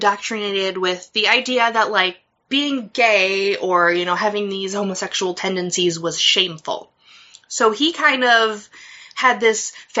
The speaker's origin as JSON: {"language": "English", "country": "United States", "accent": "American", "said": "I don't have a Midwest accent. Fuck you. I have a real person accent, okay? I don't sound like I'm from Minnesota or Wisconsin. I sound like I am just a person. This is an American accent."}